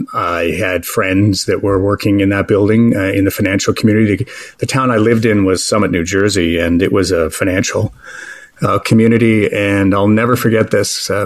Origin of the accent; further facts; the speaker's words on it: Canada; moved away as an adult; as a Canadian broadcaster